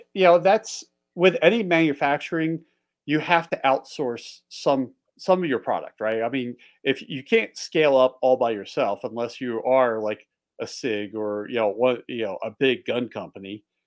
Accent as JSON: {"language": "English", "town": "Philadelphia", "region": "Pennsylvania", "country": "United States", "tie": "born or raised there", "also_born_or_lived": "Delaware", "moved": "yes", "lives_now": "Montana, United States", "said": "I grew up just outside of Northeast Philly"}